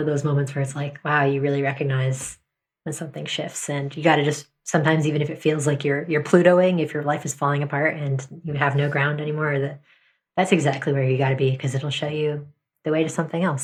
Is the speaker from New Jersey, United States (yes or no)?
yes; New Jersey, United States; now in New York City, United States; We grew up in New Jersey